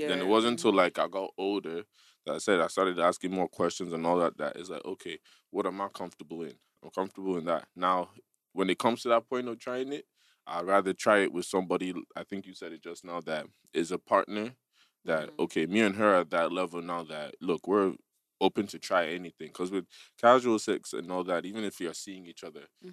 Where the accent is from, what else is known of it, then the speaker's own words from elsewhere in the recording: United States; growing up in America